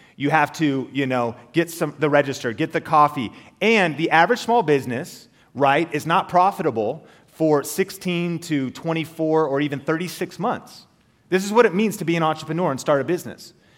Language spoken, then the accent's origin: English; Marysville, Washington, United States; also born or lived in Arlington, Washington; I grew up in Marysville, uh, Washington, Arlington, Washington, an hour north of Seattle.